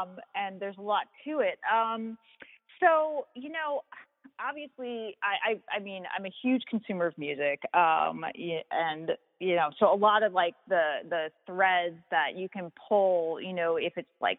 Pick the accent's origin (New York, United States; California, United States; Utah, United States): New York, United States; Long Island; moved away; where I grew up on Long Island was this incredibly small town.